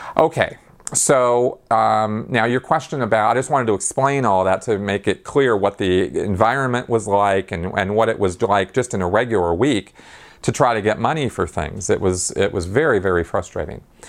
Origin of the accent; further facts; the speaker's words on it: Pasadena, California, United States; I grew up around the Pasadena Mission